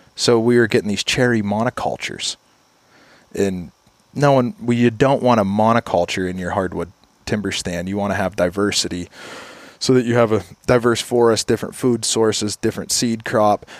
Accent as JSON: {"language": "English", "town": "Kane", "region": "Pennsylvania", "country": "United States", "tie": "born or raised there", "said": "I grew up in Kane, Pennsylvania"}